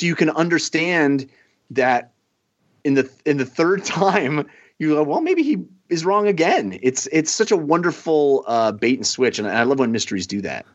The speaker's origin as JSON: {"language": "English", "area": "Bay Area", "region": "California", "country": "United States", "tie": "born or raised there", "said": "the stations I grew up watching in the Bay Area"}